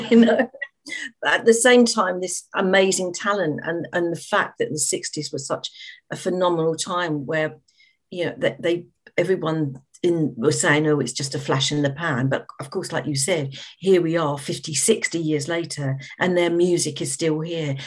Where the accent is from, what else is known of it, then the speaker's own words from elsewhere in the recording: London, United Kingdom; I grew up in the East End of London